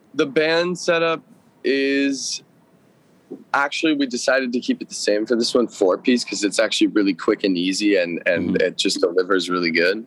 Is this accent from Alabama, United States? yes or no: no; Los Angeles, California, United States; I grew up in Studio City, where I'm sitting right now